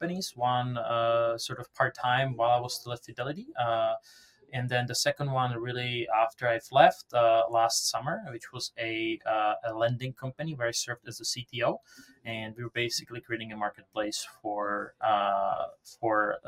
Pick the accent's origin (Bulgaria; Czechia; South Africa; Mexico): Czechia; Prague; English is a second language; moved away as an adult; now in United States; as you can hear from my accent, I'm not from around here. So I was born and raised in Prague, the Czech Republic, and came to the US around 2012